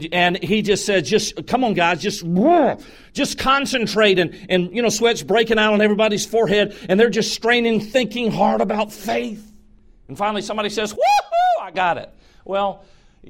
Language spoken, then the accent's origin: English; Georgia, United States; I'm from Georgia